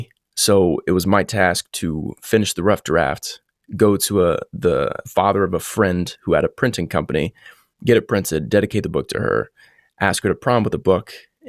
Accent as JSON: {"language": "English", "town": "Columbus", "region": "Indiana", "country": "United States", "tie": "born or raised there", "said": "I grew up in Southern Indiana, Columbus, like you said."}